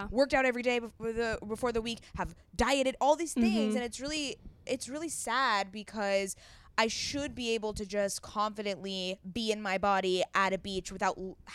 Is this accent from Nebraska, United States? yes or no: no; California, United States; Yes, we are from Southern California, but like Pacific Ocean is fucking freezing.